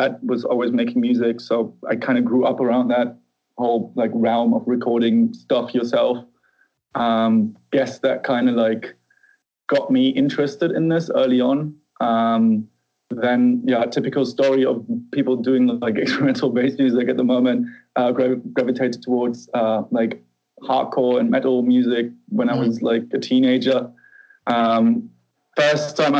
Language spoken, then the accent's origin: English; Bremen, Germany; also born or lived in Berlin; now in Leipzig, Germany; moved towards Bremen, which is like the next town over to Hamburg, northern Germany. So I kind of feel like I'm from northern Germany